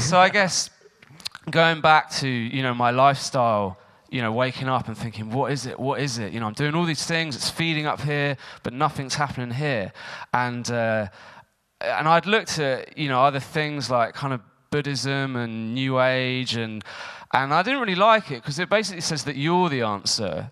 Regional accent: Eastbourne, South East England, United Kingdom; I was um, born and brought up in Eastbourne

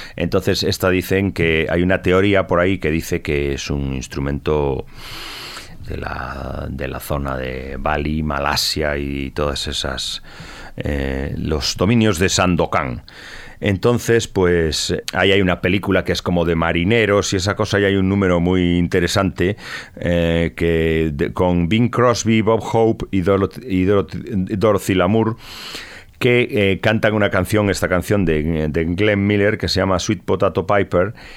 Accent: Tui, Galicia, Spain; el grupo ocarinista tudense, un grupo de ocarinas que había en mi pueblo

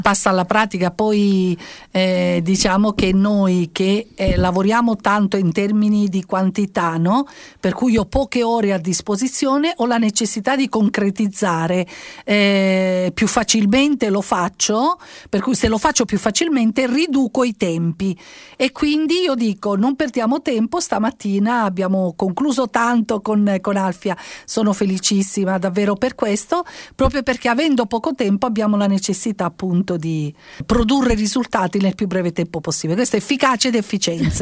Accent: Sicily, Italy; come siciliana

